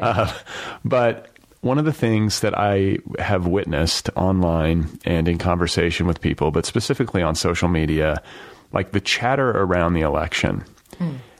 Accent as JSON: {"language": "English", "country": "United States", "tie": "born or raised there", "said": "the privilege of growing up here"}